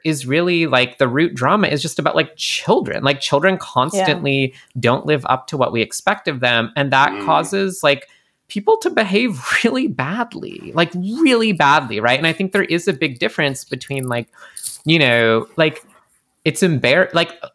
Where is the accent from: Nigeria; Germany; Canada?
Canada; I'm Canadian